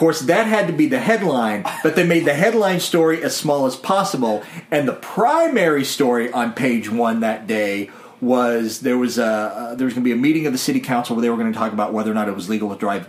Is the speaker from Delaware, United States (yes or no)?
no; White County, Illinois, United States; moved away; I grew up in White County, Illinois